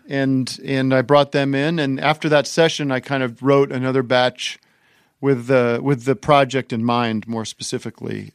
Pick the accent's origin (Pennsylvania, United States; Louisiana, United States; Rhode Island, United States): Pennsylvania, United States; Allentown; moved away; I grew up in Allentown, Pennsylvania